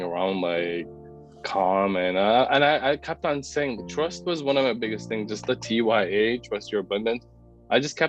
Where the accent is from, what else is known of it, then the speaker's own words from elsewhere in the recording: Pakistan; moved away; I'm from Pakistan originally. So I was born and raised in a very conservative Muslim family